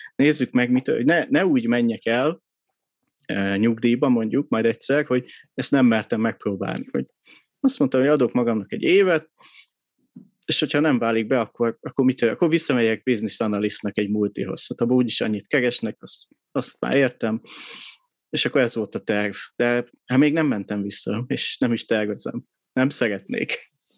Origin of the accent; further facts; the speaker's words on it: Budapest, Hungary; 83-ban születtem Budapesten